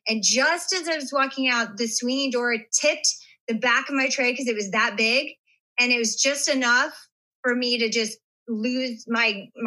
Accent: Las Vegas, Nevada, United States; I grew up in Vegas

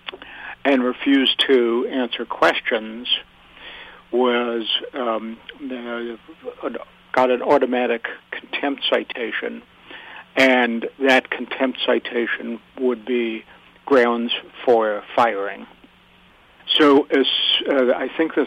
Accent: Yonkers, New York, United States; Well, I grew up in Yonkers, New York, but my parents had lived in the Bronx for many

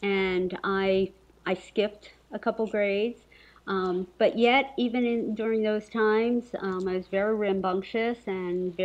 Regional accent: Paterson, New Jersey, United States; I was raised in Paterson, New Jersey, which is a very large urban city

